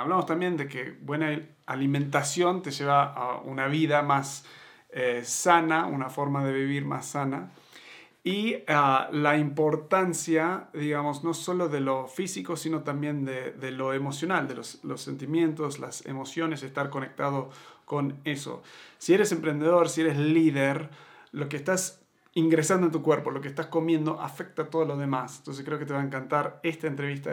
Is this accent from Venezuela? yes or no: no; Argentina; also born or lived in Montevideo, Uruguay; now in Mexico; vengo de, Argentina, me crié en Argentina